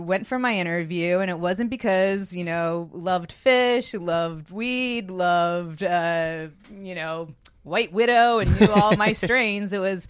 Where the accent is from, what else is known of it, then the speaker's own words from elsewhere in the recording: Charlotte, North Carolina, United States; I grew up in Charlotte, North Carolina, and there wasn't much else to do besides tip cows back then.